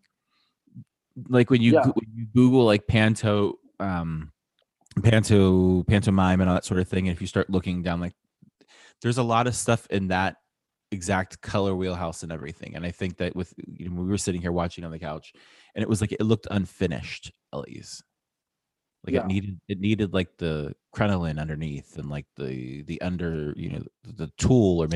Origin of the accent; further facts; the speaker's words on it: Ohio, United States; growing up in Ohio